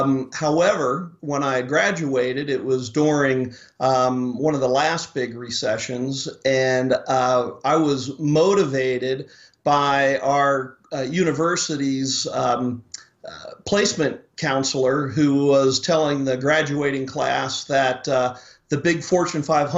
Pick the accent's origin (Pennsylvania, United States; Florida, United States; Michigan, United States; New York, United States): Pennsylvania, United States; Philadelphia; Originally from Philadelphia. My wife as well.